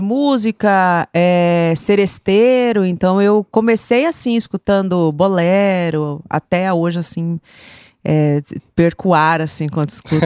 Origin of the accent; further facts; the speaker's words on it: Campo Grande, Mato Grosso do Sul, Brazil; Sou de Campo Grande. Hum. Campo Grandense nata